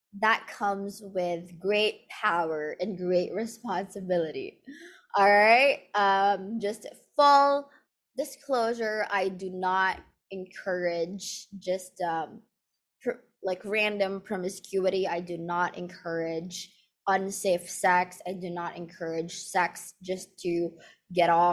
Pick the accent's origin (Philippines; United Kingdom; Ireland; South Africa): Philippines; So I grew up in the Philippines, and here in the Philippines